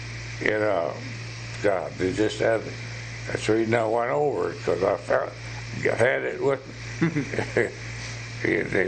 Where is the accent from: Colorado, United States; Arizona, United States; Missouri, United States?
Missouri, United States; Sedalia; Well, when I was brought up in Sedalia, Eddie and I lived next to a place that raised cattle and pigs